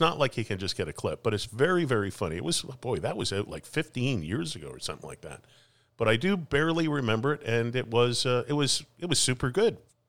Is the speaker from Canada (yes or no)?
yes; Toronto, Ontario, Canada; now in Vancouver, Canada; I was back in Toronto for Christmas, as we've talked about, and Toronto's my hometown.